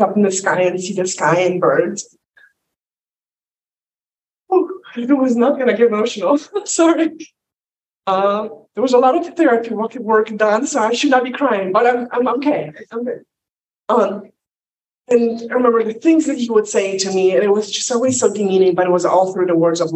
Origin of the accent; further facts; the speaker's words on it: Poland; English is a second language; now in United States; I'm not in Poland anymore, but I did grow up in the pre-freedom, free world, communist Poland.